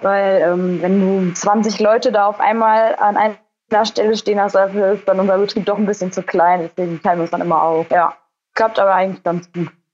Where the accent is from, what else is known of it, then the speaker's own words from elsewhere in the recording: Kalkar, North Rhine-Westphalia, Germany; ich bin 26 Jahre alt, komme aus Kalka, das liegt am Niederrhein. Wir haben einen äh, landwirtschaftlichen Legehennenbetrieb